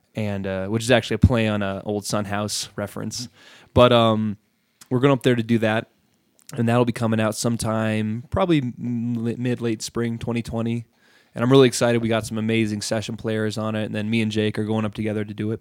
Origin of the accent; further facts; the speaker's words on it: Montrose, Colorado, United States; moved away as an adult; now in Fort Collins, United States; I lived in Montrose, Colorado from just a little baby all the way through high school